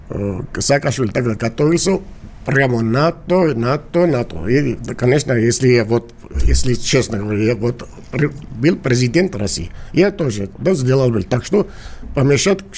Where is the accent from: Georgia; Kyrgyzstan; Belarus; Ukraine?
Georgia; Russian is a second language; я грузин и абхазы друг друга